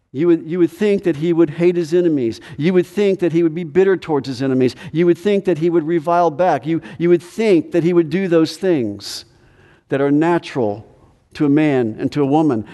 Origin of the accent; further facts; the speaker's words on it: United States; as American Christians